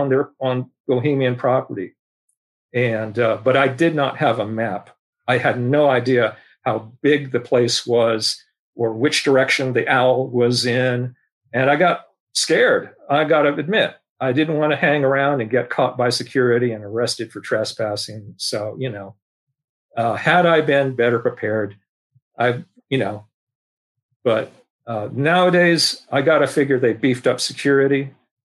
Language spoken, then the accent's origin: English; San Francisco, California, United States; I was born here in San Francisco, one of the rare natives.